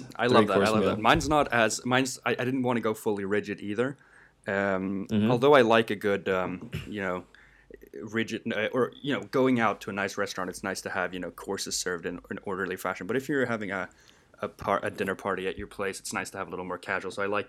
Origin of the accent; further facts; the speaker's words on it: Chile; born there; I was born in Chile. I went back a few years ago, love the place